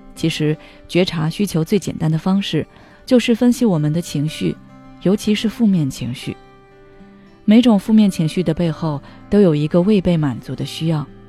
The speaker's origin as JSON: {"language": "Chinese", "country": "China", "said": "我们中国人过圣诞"}